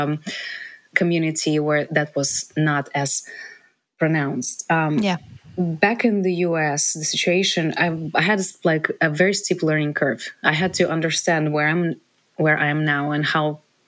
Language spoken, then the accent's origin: English; Ukraine; moved away as an adult; now in United States; I'm from Ukraine, I grew up